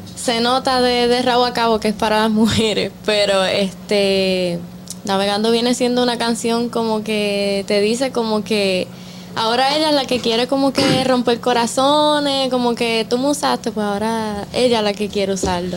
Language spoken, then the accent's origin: Spanish; Puerto Rico; also born or lived in Dominican Republic; yo nací en Puerto Rico. Mi mamá es boricua, pero mi papá es el dominicano. Oh, y desde bien pequeñita vengo para acá